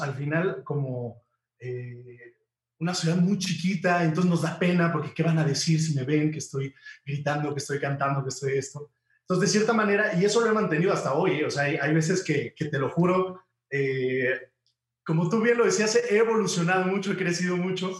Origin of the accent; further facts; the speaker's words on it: Huamantla, Tlaxcala, Mexico; moved away as an adult; venir de de, mi pueblo de Huamantla a México